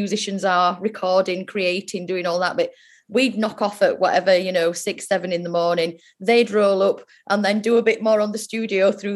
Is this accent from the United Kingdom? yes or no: yes; Yorkshire and the Humber, United Kingdom; we're from Yorkshire